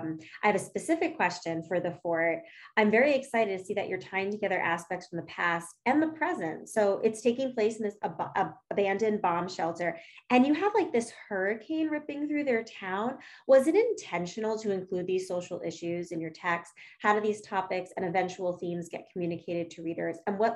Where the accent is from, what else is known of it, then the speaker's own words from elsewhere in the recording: New York City, New York, United States; I'm from Brooklyn.